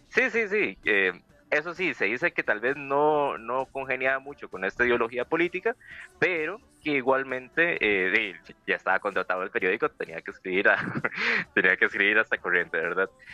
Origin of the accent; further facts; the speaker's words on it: Costa Rica; acá en Costa Rica sabemos